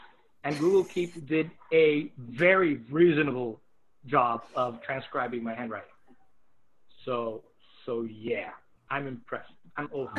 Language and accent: English; Colombia; moved away; I'm from Columbia